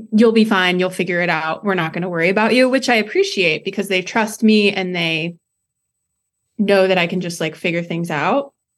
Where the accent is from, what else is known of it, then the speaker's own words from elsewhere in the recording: between Monticello and Champaign, Illinois, United States; I grew up right in between Monticello and Champaign.